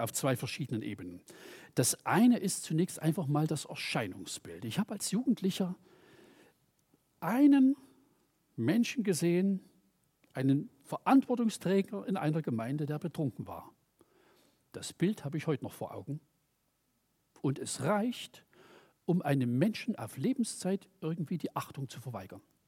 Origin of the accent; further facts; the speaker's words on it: Germany; ich komme aus der DDR